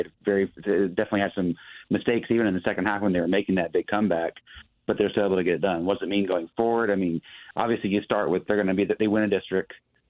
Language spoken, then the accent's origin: English; Southeast Kansas, United States; I grew up in Southeast Kansas